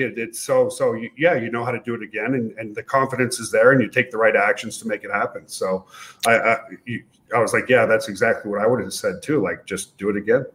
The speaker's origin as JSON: {"language": "English", "country": "Canada", "also_born_or_lived": "Ottawa, Ontario, Canada", "moved": "as an adult", "lives_now": "United States", "said": "I'm a Canadian US citizen now"}